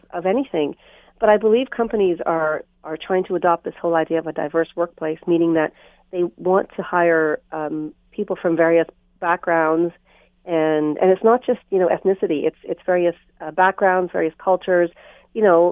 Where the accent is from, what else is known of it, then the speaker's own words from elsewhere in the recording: Canada; also born or lived in Trinidad; I was born in Trinidad, but I came here when I was 5. So although I consider myself Canadian because my values are Canadian and I was brought up as a Canadian